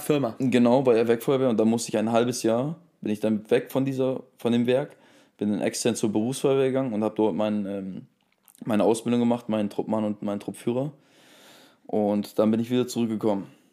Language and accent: German; Germany; now in Bremen, Germany; ich bin ja auch, um, wie gesagt, 40, 40 Minuten von hier aufgewachsen.